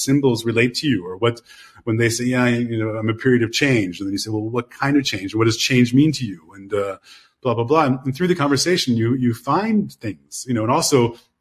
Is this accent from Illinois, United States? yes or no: yes; Chicago, Illinois, United States; I'm from Chicago